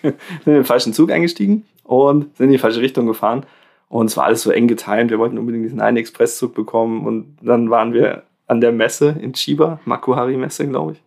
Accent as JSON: {"language": "German", "country": "Germany", "said": "bei uns in Deutschland"}